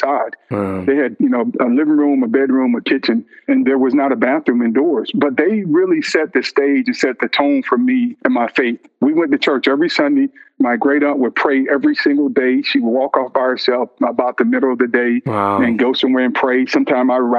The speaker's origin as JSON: {"language": "English", "town": "Vidalia", "region": "Georgia", "country": "United States", "tie": "born or raised there", "said": "growing up in Georgia, small town in Georgia called Vidalia, well known for sweet onions"}